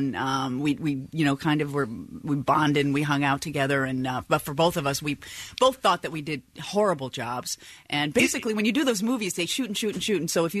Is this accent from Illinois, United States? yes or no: yes; Chicago, Illinois, United States; moved away; I was still living in Chicago. I'm from Chicago. I was still living there.